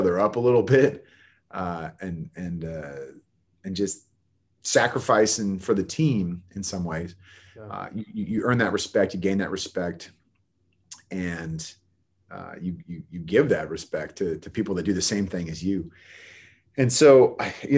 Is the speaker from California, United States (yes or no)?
yes; Bay Area, California, United States; I'm from the Bay Area